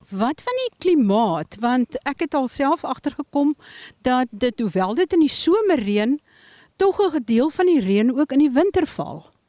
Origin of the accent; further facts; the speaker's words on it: Eastern Cape thicket region, South Africa; die streek waar ek vandaan kom.